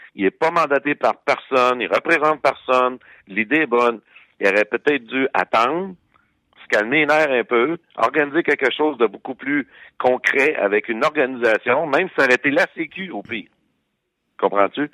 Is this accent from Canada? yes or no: yes; Quebec, Canada; nous, en tant que Québécois